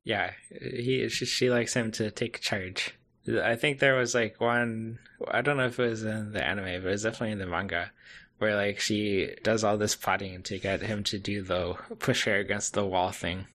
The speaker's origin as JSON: {"language": "English", "country": "United States", "said": "as an American uh, camper"}